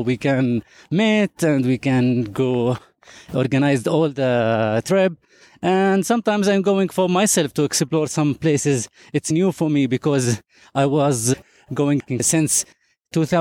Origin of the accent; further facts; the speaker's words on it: Nablus, West Bank, Palestine; From Nablus